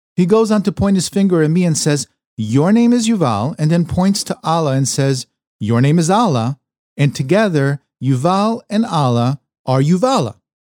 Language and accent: English; New York, United States; moved away as an adult; now in Los Angeles, United States; my days growing up in New York, leading to my decision to leave it all behind and venture out to Los Angeles